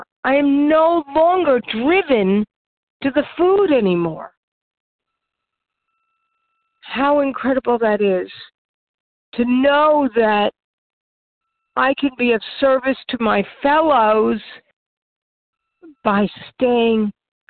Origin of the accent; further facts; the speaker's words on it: New York area, United States; I come from the New York area